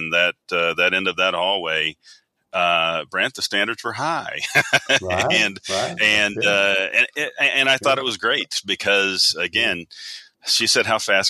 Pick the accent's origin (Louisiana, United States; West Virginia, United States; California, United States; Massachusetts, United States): West Virginia, United States; growing up in Appalachia, growing up in West Virginia